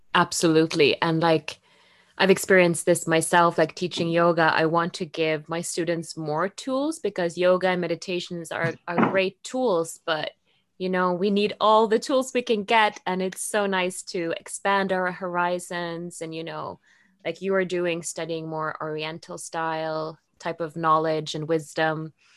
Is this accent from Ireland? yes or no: no; Norway; English is a second language; moved away as an adult; also born or lived in Rome; Norway, you know, where I grew